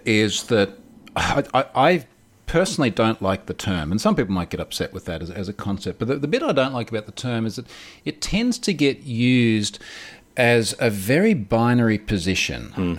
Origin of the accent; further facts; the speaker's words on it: Australia; also born or lived in United States; I am literally coming to you from Australia, as, as the audience can probably hear.